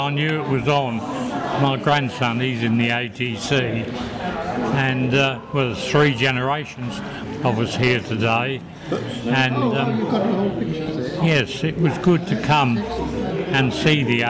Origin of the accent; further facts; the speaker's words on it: Hunsdon, East of England, United Kingdom; moved away as an adult; I was born in Hunsdon in 1923. And I still come back here now